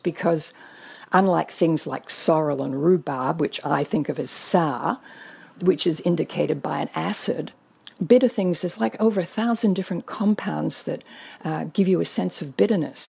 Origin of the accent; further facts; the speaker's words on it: Australia; I grew up in Australia.